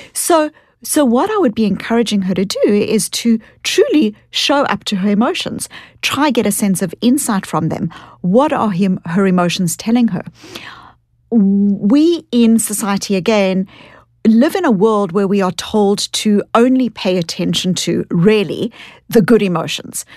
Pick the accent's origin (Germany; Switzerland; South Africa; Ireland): South Africa; accent: kind of Australian, New Zealand combined accent; now in United States; I grew up in South Africa and I was born into a South Africa that was an apartheid South Africa.